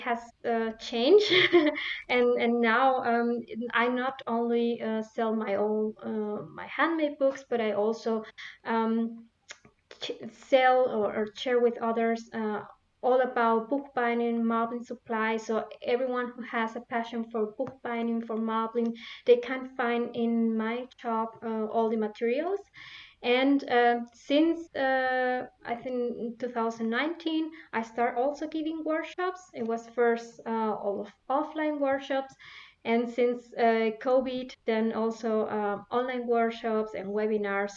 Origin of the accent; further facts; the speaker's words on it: Venezuela; also born or lived in Spain / Netherlands; now in Munich, Germany; I come originally from Venezuela and live in Spain and in the Netherlands too.